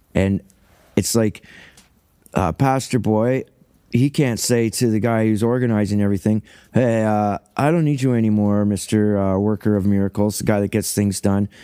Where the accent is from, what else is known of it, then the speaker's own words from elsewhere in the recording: Cambridge, Ontario, Canada; first language English; also born or lived in Paisley, Ontario; now in Saugeen Shores, Canada; I'm white trash from Ontario, Cambridge, Ontario, Canada